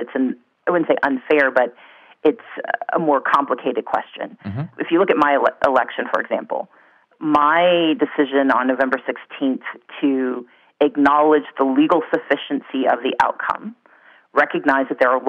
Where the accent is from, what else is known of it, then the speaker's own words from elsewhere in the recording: Deep South, United States; I grew up in the Deep South